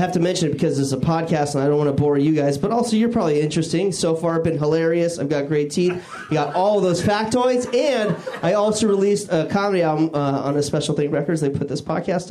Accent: Washington, United States; moved away; I grew up in Washington State

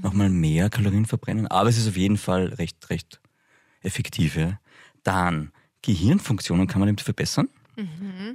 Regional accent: Upper Austria, Austria; ich bin in Oberösterreich aufgewachsen

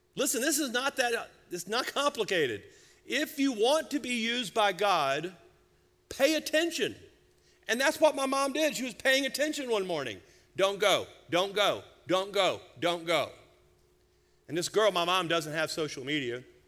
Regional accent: United States; As American Christians

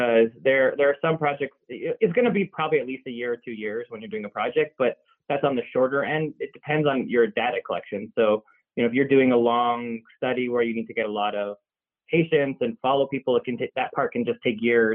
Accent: Toronto, Ontario, Canada; moved away as an adult; now in Los Angeles, United States; it's where I grew up, and I was there until I came to the States for medical school

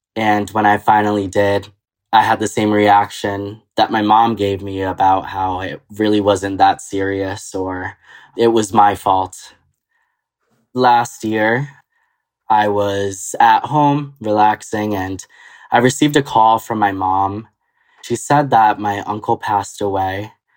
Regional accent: Connecticut, United States; also born or lived in Costa Rica / upstate New York; now in New York, United States; I used to live with my mom in Costa Rica. My mom met my stepdad, who I call dad, and uh, he moved us to Connecticut when I was around the age of five

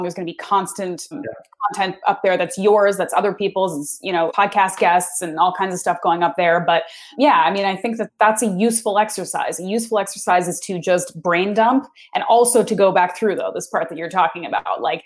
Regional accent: East Coast of Canada, Atlantic Canada, Canada; I'm from the East Coast.

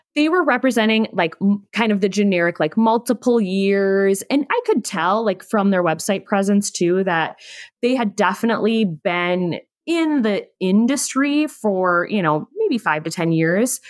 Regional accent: Minnesota, United States; I'm from the Midwest. Both Angie and I are Minnesotans.

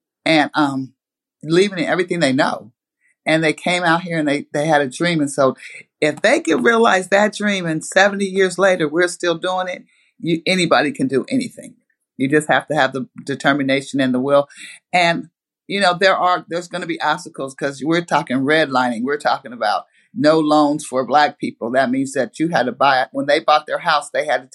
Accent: Portland, Oregon, United States; growing up in that area

